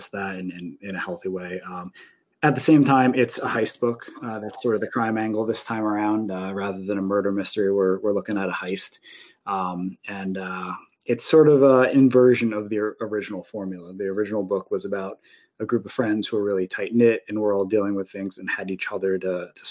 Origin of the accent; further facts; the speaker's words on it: Union Beach, New Jersey, United States; I grew up in New Jersey on the East Coast, in a little town called Union Beach